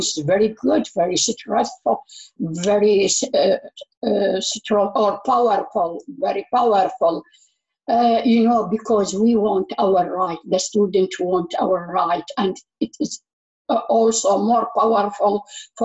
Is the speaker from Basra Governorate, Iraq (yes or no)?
no; Baghdad, Baghdad Governorate, Iraq; English is a second language; moved away as an adult; now in London, United Kingdom; I'm from Iraq, Baghdad. I have been in London for 10 years now.